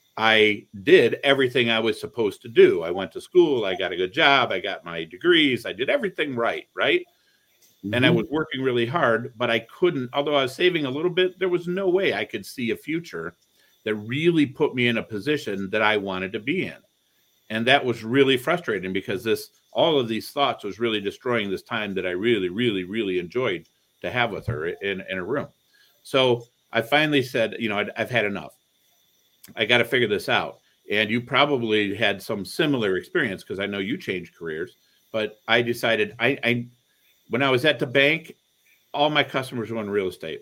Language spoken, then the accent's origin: English; Toledo, Ohio, United States; also born or lived in Cleveland, Ohio; I grew up in Toledo, Ohio